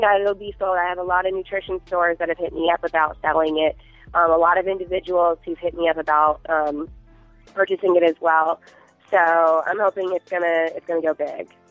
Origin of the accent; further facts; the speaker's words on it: Fort Myers, Florida, United States; I'm born and raised in Fort Myers, Florida